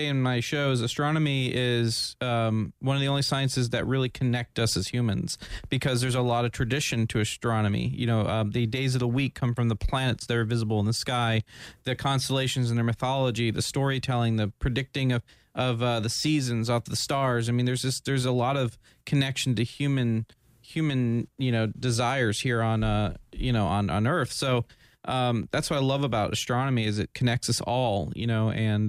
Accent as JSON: {"language": "English", "town": "Daytona", "region": "Florida", "country": "United States", "tie": "born or raised there", "said": "I was grown here in Florida. I mean, yeah. I was born in Daytona."}